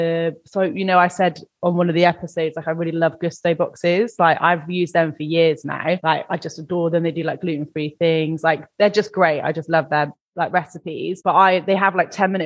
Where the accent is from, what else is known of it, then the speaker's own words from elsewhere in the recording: England, United Kingdom; I'm English